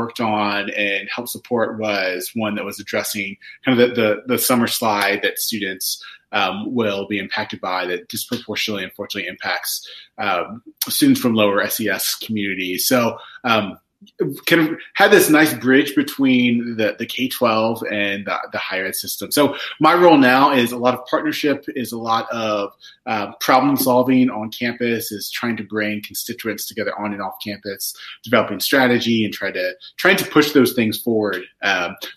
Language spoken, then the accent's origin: English; southwestern Virginia, United States; I grew up in Virginia, in southwestern Virginia